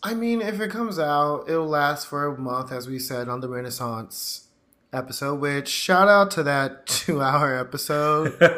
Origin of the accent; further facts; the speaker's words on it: the South, United States; down in the South